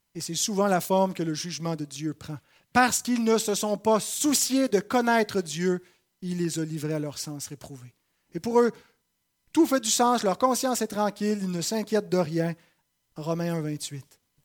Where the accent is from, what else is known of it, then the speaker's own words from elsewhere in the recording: Saint-Jérôme, Quebec, Canada; j'ai été plutôt bien reçu dans ma patrie. Euh, je suis de Saint-Jérôme et j'ai été accueilli par les miens